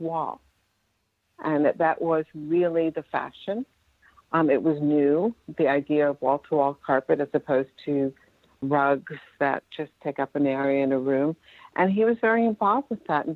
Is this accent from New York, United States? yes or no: yes; Westchester County, New York, United States; born or raised there